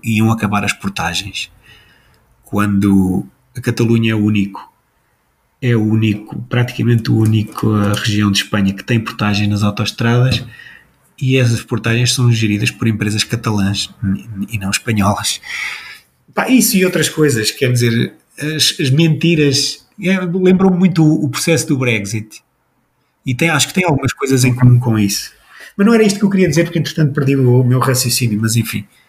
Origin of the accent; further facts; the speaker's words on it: Portugal; somos portugueses